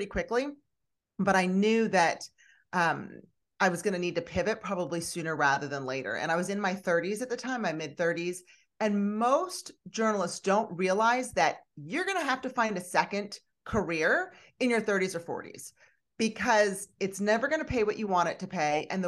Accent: Philadelphia, Pennsylvania, United States; moved away as an adult; now in Houston, United States; I'm originally from the Northeast, from the Philadelphia area. So I was a Northeastern Philly girl turned Southern darling

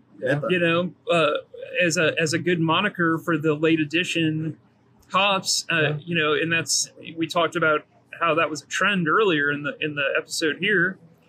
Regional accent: Louisiana, United States; I grew up in Louisiana, so I'm used to spicy.

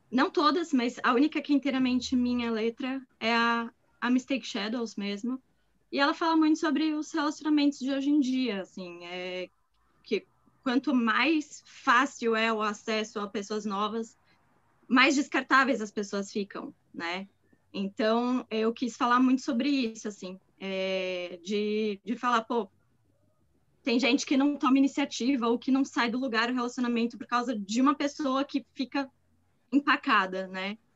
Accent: Brazil; querendo ou não, nós somos brasileiros

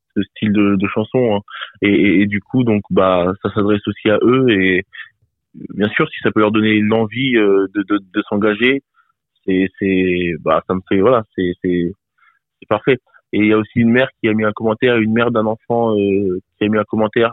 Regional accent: Bourges, Centre-Val de Loire, France; je viens de Bourges, et euh, donc dans le Cher, hein, dans 18 000

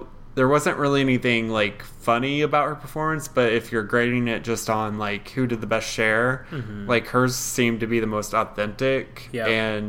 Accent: southern Indiana, United States; As a white person, when growing up in southern Indiana, I've heard relatives, I've heard kids I went to school with say that word.

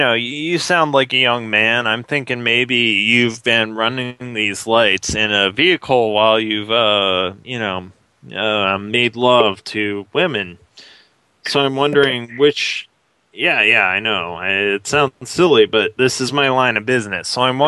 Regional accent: United States; now in Canada; Sorry, I'm from the States. I don't know the terminology so well yet.

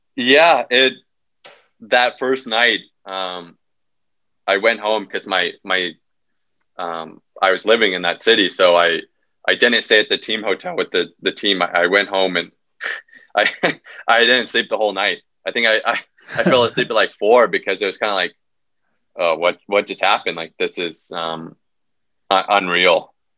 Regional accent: United States; born or raised there

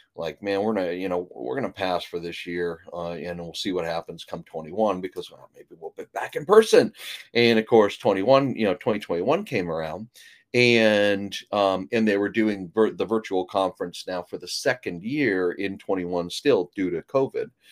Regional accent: Canada; moved away; I was born in Canada

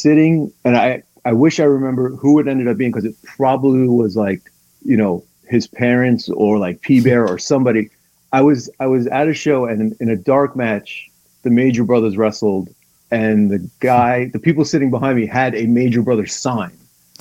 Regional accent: Farmingdale, New York, United States; also born or lived in North Babylon, New York; I grew up in Farmingdale on Long Island, and then I moved out east a little bit

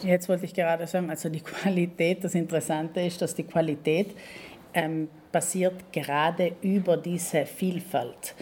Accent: Val Gardena, South Tyrol, Trentino-Alto Adige, Italy; moved away as an adult; now in Bolzano, Italy; ich bin Südtirolerin, eigentlich gebürtig von ähm, Gröden, aus Gröden

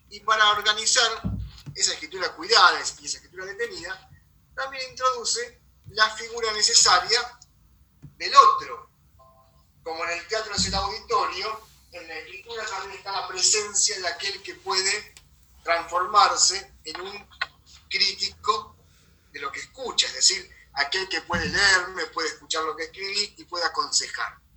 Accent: La Plata, Buenos Aires Province, Argentina; Yo soy de La Plata.

